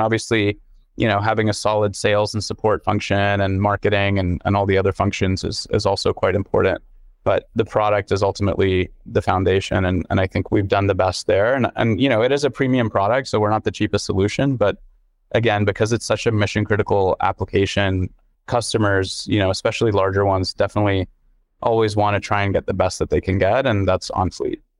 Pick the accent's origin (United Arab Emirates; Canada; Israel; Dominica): United Arab Emirates; Dubai; also born or lived in London; now in United States; my growing up in Dubai